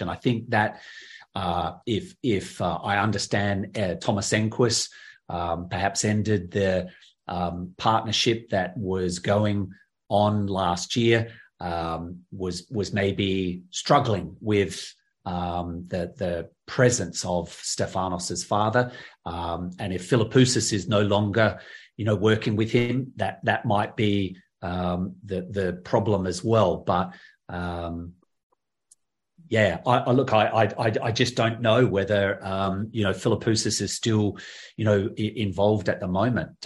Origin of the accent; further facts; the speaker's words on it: Adelaide, South Australia, Australia; my hometown in Adelaide